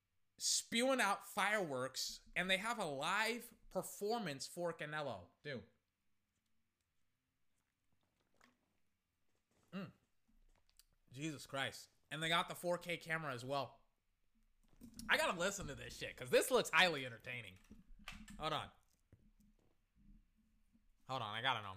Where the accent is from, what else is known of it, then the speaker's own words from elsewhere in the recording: Texas, United States; I am from Texas, and I did grow up with a lot of Latinos.